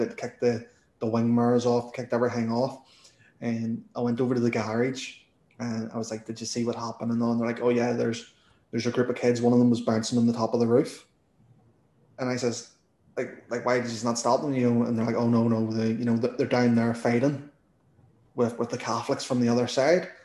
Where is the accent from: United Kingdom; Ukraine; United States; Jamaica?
United Kingdom; Northern Ireland; accent: Northern Irish; my Northern Irish accent